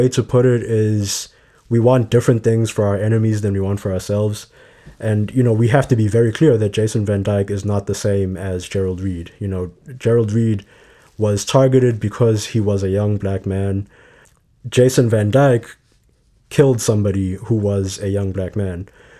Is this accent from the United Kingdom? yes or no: no; Johannesburg, Gauteng, South Africa; moved away as an adult; now in Chicago, United States; So I grew up in Johannesburg, South Africa. I moved here for university and here being Chicago for university in 2015.